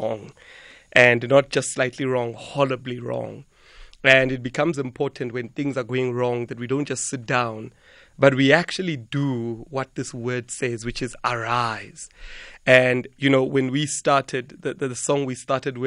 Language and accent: English; Venda, Limpopo, South Africa; I grew up in South Africa, in Limpopo, in Venda